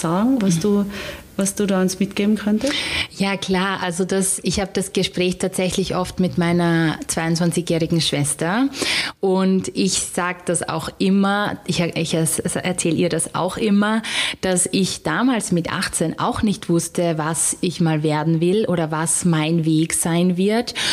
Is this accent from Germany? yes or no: no; Styria, Austria